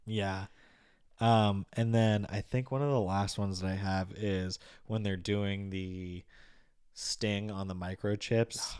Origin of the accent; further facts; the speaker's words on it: Massachusetts, United States; I'm not from Boston, but being from Massachusetts, you obviously hear the accent